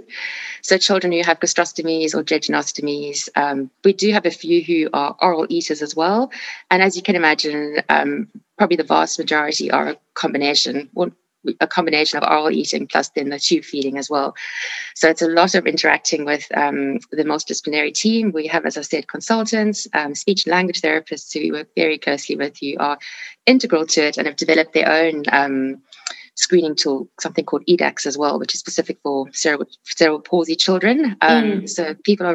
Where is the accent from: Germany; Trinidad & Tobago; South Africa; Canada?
South Africa; moved away as an adult; now in United Kingdom; I am from South Africa, where I did my training